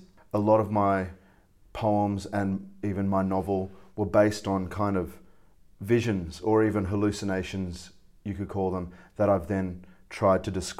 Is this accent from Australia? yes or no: yes; Australia; also born or lived in Malaysia; I am a Malaysian-Australian scallywag, reprobate, and troublemaker